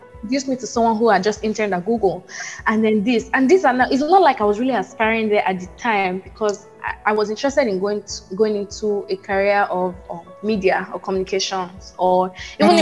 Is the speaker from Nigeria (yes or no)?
yes; Port Harcourt, Rivers State, Nigeria; moved away as an adult; now in United States; I grew up in Port Harcourt